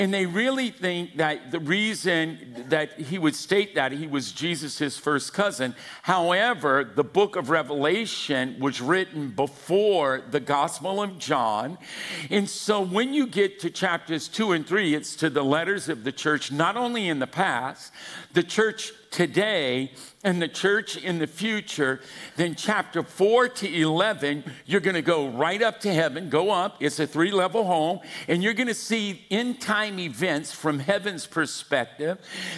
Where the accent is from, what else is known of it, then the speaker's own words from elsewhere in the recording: Louisiana, United States; now in California, United States; Good God, you can tell I'm from Louisiana.